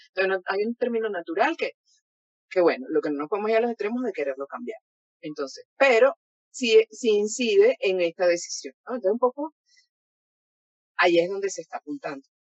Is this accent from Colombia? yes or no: no; Venezuela; soy venezolana